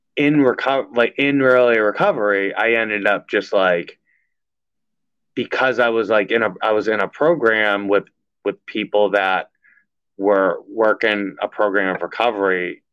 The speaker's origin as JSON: {"language": "English", "town": "Everett", "country": "United States", "tie": "born or raised there", "said": "I grew up with Anthony in Everett"}